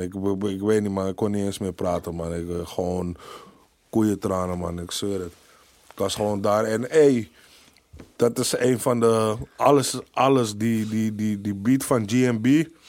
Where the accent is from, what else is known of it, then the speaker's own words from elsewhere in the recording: Amsterdam, North Holland, Netherlands; ik als echte Amsterdammer